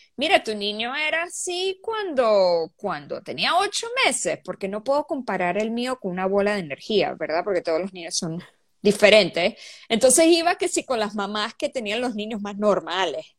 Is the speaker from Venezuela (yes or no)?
yes; Venezuela; moved away as an adult; also born or lived in Bahrain / Riyadh, Saudi Arabia; now in Seattle, United States; soy venezolana. Ah, viví, aunque no viví mucho tiempo en Venezuela